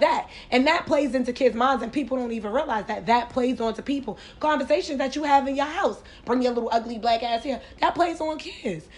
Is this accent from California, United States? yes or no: no; New York, United States; growing up in New York